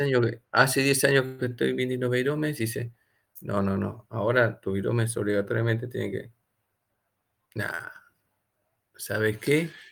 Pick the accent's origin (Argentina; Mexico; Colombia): Argentina; yo fabrico teléfono acá en Argentina